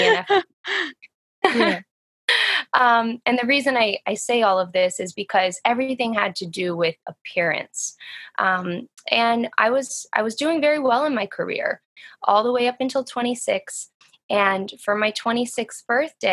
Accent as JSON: {"language": "English", "town": "Atlanta", "region": "Georgia", "country": "United States", "also_born_or_lived": "New York City and New Jersey area", "moved": "yes", "lives_now": "New York City, United States", "said": "I live in the New York City and New Jersey area. Wow. They're right next to each other. And I'm originally from Atlanta, Georgia."}